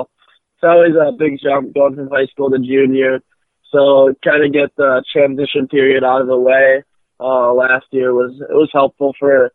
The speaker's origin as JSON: {"language": "English", "town": "Minnetonka", "region": "Minnesota", "country": "United States", "said": "I'm from Minnetonka, Minnesota."}